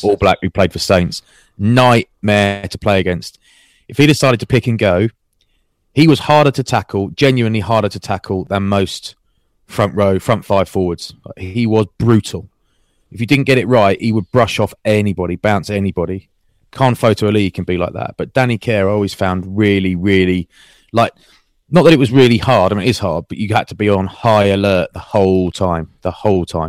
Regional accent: Maidstone, South East England, United Kingdom; my hometown. Glorious Maidstone.

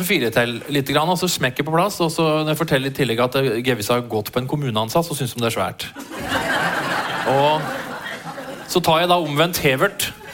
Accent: Eidsvoll, Akershus, Norway; jeg vokste opp på Eidsvoll

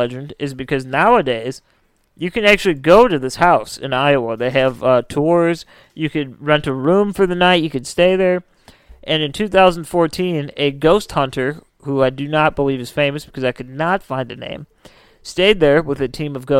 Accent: Dumbarton, Scotland, United Kingdom; I'm from Dumbarton.

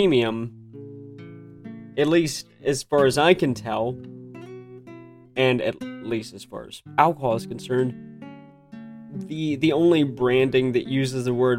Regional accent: United States; moved away; I'm American, so I grew up in America

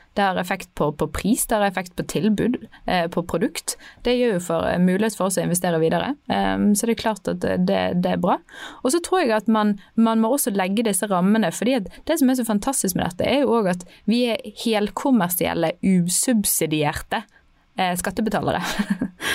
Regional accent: Bergen, Vestland, Norway; jeg er bergenser

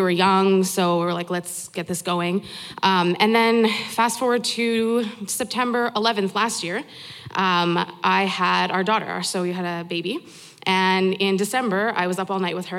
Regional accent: Edmonton, Alberta, Canada; I'm from Edmonton

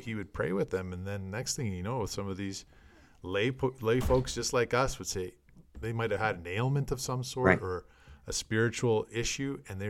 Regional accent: Canada; as us Canadian listeners would know, Guy Lafleur, great Montreal Canadian.

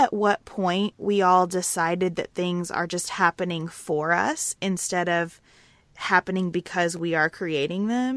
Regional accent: United States

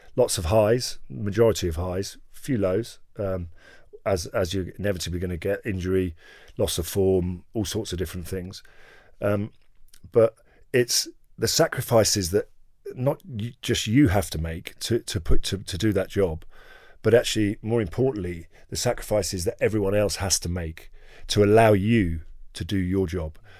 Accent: England, United Kingdom; I was born in England

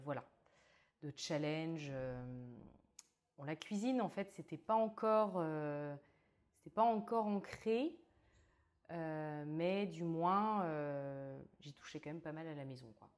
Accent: Brittany, France; moved away as an adult; also born or lived in Australia / Mauritius; now in Bordeaux, France; je viens de Bretagne où je suis née

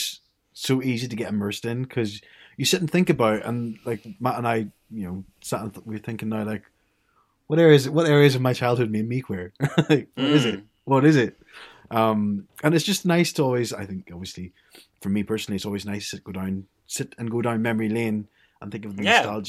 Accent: Ireland; accent: Irish; because I'm from Ireland originally, so people think I sound English when I go home. But I still sound Irish here

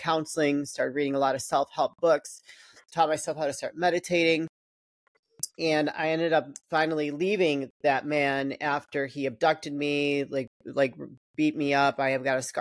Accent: Chicago, Illinois, United States; I grew up in the Chicagoland area.

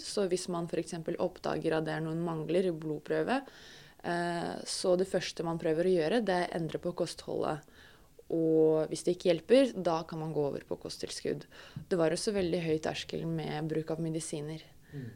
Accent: Russia; Norwegian is a second language; moved away as an adult; now in Norway

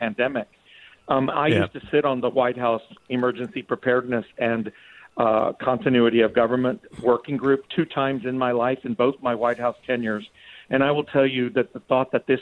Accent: South Texas, United States; I grew up in South Texas, so I'm of Mexican heritage, but a fourth-generation American.

